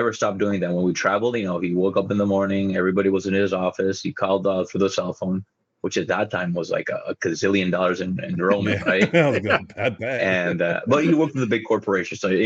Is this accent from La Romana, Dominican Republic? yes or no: yes; La Romana, Dominican Republic; La Romana, or my hometown